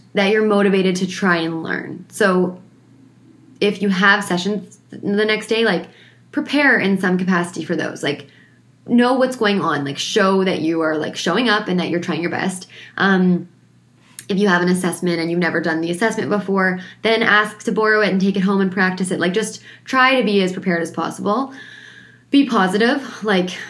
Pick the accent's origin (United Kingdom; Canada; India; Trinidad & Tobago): Canada; Ontario; moved away; I'm from Ontario